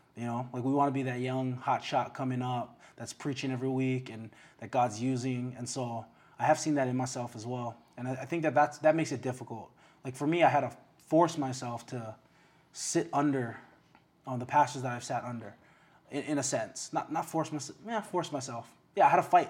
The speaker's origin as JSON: {"language": "English", "town": "Waipahu", "region": "Hawaii", "country": "United States", "tie": "born or raised there", "also_born_or_lived": "Waianae", "said": "born in Waianae, grew up in Waipahu"}